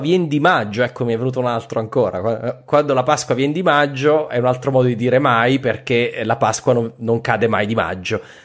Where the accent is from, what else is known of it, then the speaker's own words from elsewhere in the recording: Abruzzo, Italy; io sono abruzzese